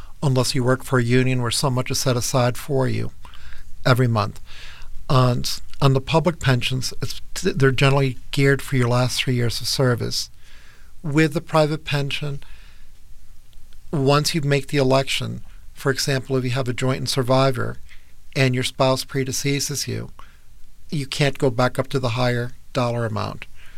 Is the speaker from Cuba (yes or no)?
yes; Cuba; now in United States; I was born in Cuba, and I came to the U.S. in 1960